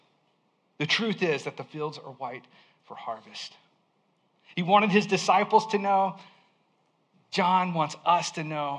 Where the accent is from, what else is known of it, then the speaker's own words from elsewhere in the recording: Alabama, United States; I grew up in Alabama in a small town